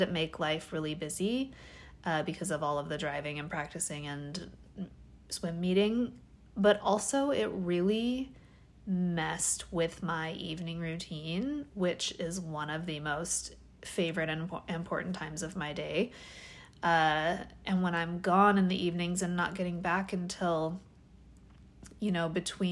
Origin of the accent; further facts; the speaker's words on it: Washington, United States; now in California, United States; I'm from Washington. Washington